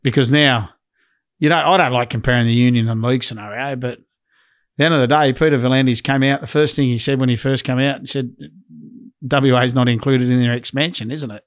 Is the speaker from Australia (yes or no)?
yes; Leeton, New South Wales, Australia; now in Western Australia, Australia; I'm from Leeton, New South Wales